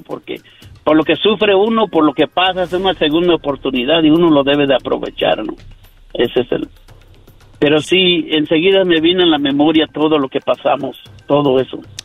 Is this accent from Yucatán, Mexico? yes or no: yes; Yucatán, Mexico; now in United States; de México, de Yucatán